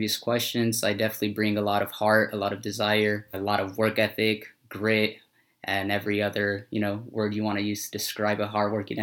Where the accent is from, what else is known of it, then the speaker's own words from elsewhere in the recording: Phoenix, Arizona, United States; also born or lived in Mexico; growing up in Westside Phoenix, growing up in Maryvale